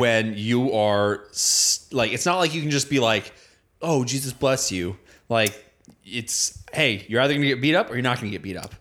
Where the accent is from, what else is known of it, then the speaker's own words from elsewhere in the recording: United States; growing up in America